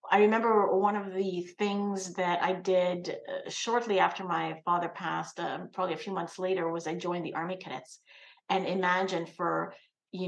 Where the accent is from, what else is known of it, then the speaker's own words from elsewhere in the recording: Canada; I'm a second generation Canadian. My parents came to this country in the late 60s, and I was born here in Canada.